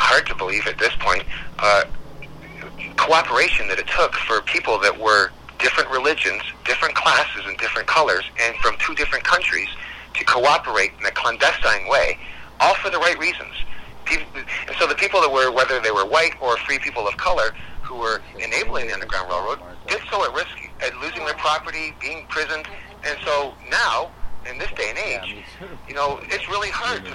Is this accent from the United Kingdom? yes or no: yes; Scotland, United Kingdom; now in Canada; I am from Scotland. I'm not even from this continent.